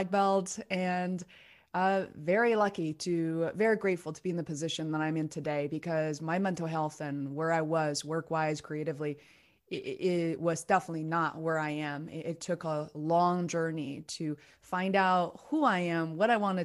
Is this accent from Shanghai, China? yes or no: no; Beijing, China; English is a second language; moved away as an adult; now in United States; I was raised in Beijing, China. I came here when I was 17